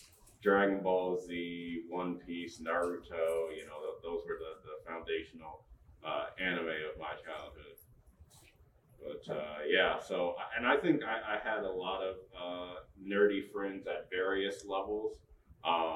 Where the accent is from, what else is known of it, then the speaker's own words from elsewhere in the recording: Michigan, United States; also born or lived in Georgia; I was born in Georgia and then moved up here. So I've been in Michigan for most of my life